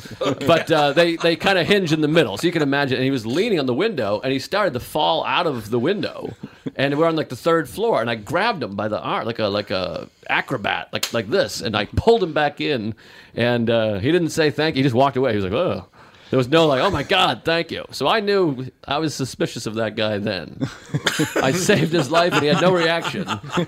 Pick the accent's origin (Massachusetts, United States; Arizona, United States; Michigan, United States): Massachusetts, United States; Whitman; But yeah, I grew up in Whitman, Massachusetts, about 40 minutes, right next to Brockton, home of Rocky Marciano, marvelous Marvin Hagler.